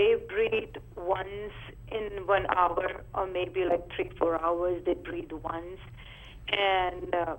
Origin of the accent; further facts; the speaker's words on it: India; yeah. I'm from India.